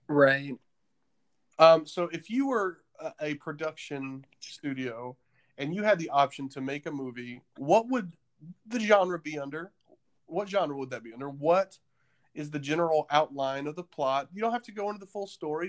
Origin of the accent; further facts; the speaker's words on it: the South, United States; now in Nashville, United States; you and I grew up in the South